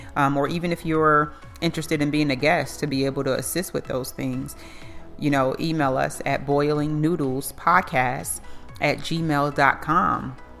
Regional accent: Plainfield, New Jersey, United States; now in Charlotte, United States; I'm from Plainfield, New Jersey, but I've been in North Carolina for 14 years

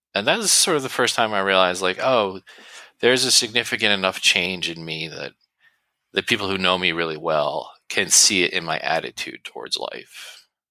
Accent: New Jersey, United States; I'm from New Jersey

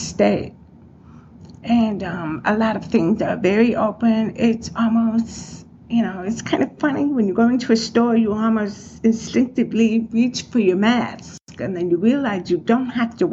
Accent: Chicago, Illinois, United States; moved away as an adult; now in West Henrietta, United States; I grew up in Chicago

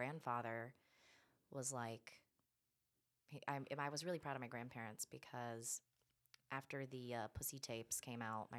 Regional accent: Alabama, United States; now in Los Angeles, United States; I am from Alabama

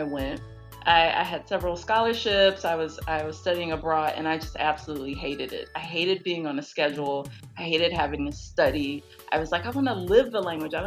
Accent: Houston, Texas, United States; I grew up in Houston, Texas.

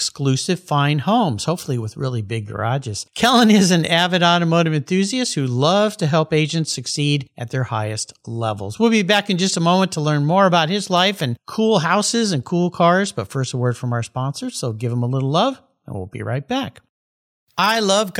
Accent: San Diego, California, United States; Today I'm back in my hometown, beautiful La Jolla, California

